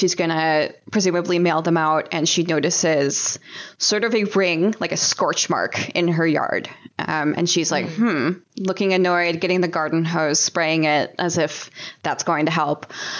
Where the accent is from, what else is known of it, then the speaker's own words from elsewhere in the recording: near Slidell, Louisiana, United States; Slidell, Louisiana, which is actually very close to my hometown.